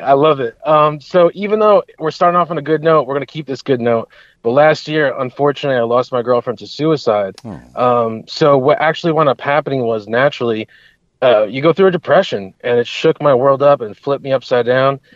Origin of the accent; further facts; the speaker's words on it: Hudson Valley, New York, United States; I grew up in the Hudson Valley of, of the New York region. So I'm still I'm living here currently